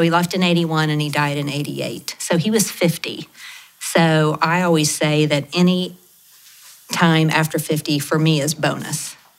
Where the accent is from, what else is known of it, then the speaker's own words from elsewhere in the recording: Lawton, Oklahoma, United States; I grew up in Latin. My dad was a preacher. My mom was a teacher.